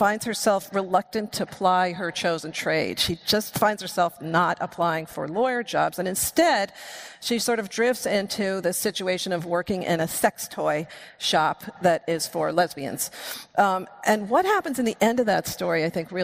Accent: United States; I grew up right outside New York City.

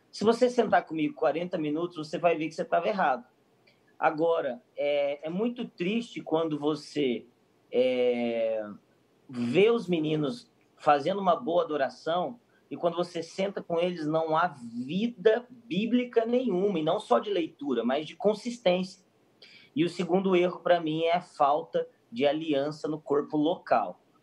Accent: Brazil; eu sou brasileiro

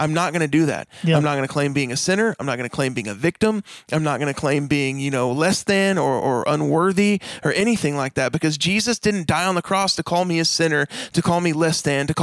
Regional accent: United States; We grew up in America

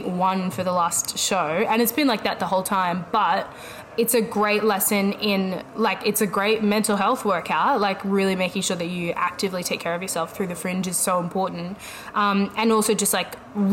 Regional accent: Sydney, New South Wales, Australia; I am from Sydney, Australia

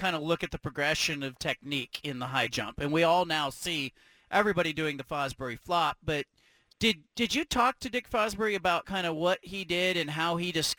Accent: California, United States; now in Oregon, United States; I'm in middle school in, you know, years ago growing up in California

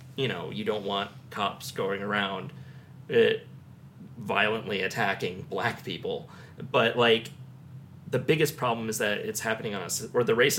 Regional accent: United States; us growing up in Johnson County

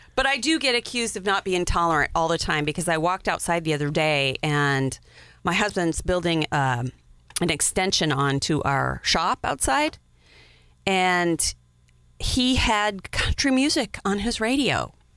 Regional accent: Wyoming, United States; grew up in Wyoming

